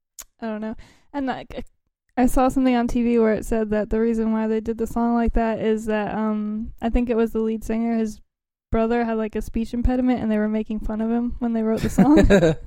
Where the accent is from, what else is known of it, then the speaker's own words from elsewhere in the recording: United States; I'm American